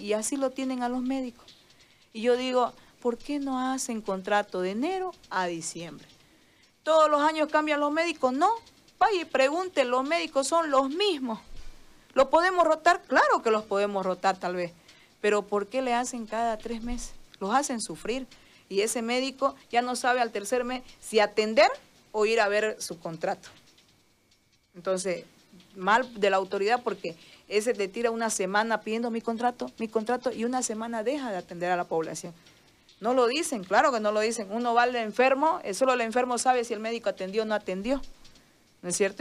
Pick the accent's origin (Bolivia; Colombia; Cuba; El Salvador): Bolivia; yo soy boliviana primero, este es mi país